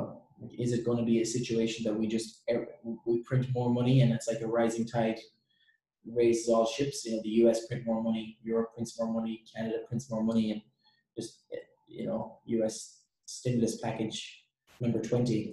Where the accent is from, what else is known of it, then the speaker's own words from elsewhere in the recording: Ireland; moved away; I'm from Ireland